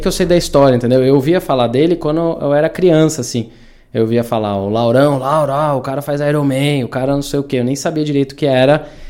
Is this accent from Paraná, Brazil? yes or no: no; interior of São Paulo, Brazil; also born or lived in Vinhedo; eu cresci, nasci aqui em Datuba, né, interior de São Paulo